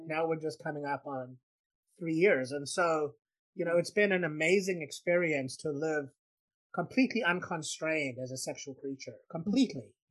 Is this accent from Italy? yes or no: no; South Africa; I grew up in South Africa